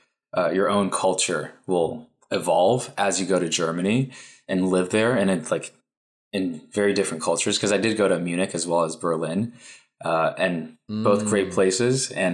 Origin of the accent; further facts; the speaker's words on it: Taiwan; moved away; for me, I'm an immigrant from Taiwan. So I bring a lot of traditional Taiwanese values.